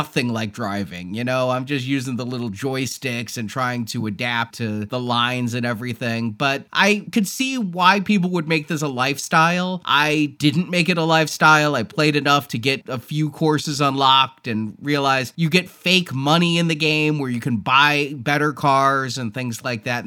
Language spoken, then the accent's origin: English; Texas, United States; I'm a Texan